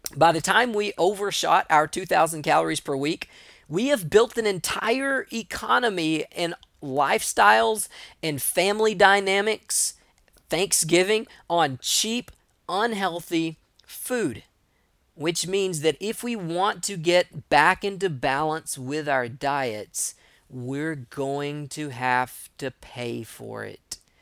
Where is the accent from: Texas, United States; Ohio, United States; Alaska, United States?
Texas, United States; East; I'm from East Texas